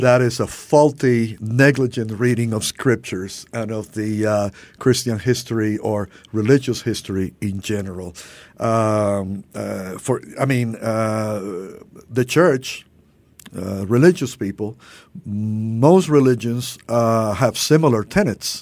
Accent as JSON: {"language": "English", "country": "Cuba", "also_born_or_lived": "Louisville, Kentucky, United States", "moved": "yes", "lives_now": "Miami, United States", "said": "growing up in Miami with our Cuban family"}